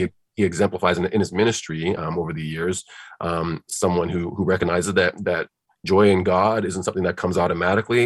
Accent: Nigeria; moved away; I'm from Nigeria originally, and it's a very spiritual spiritual place

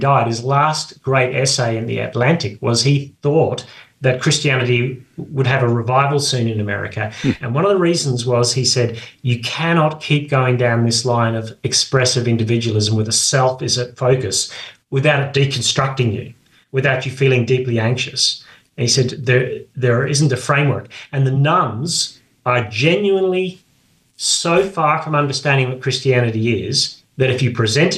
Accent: Australia; I grew up in Australia

